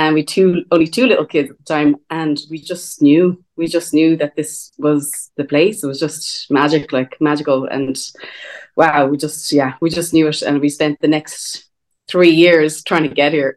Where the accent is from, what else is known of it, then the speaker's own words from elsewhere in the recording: Dublin, Leinster, Ireland; I grew up in Dublin, but I grew up beside a massive park